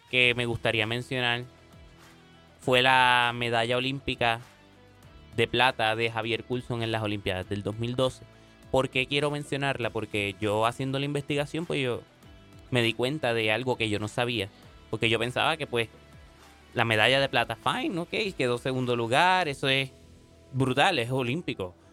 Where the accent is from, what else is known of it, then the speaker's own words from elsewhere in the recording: Puerto Rico; Eh, yo soy boricua, Puerto Rico.